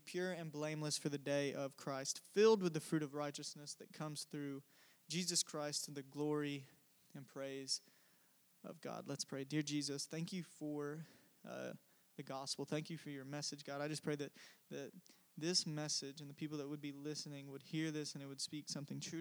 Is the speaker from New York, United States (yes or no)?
no; Cordele, Georgia, United States; moved away; I am from Cordial, Georgia, which is a small town in the South